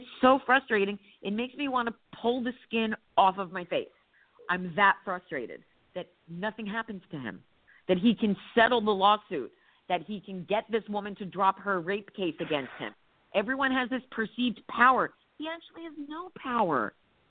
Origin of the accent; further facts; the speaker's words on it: New Jersey, United States; I grew up in Jersey in the 70s and 80s